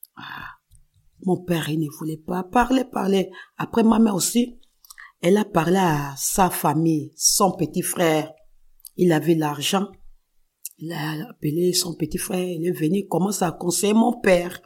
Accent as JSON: {"language": "French", "region": "Kinshasa", "country": "DR Congo", "tie": "born or raised there", "moved": "yes", "said": "moi, je suis née à Kinshasa, RDC. Je suis grandi à Kinshasa."}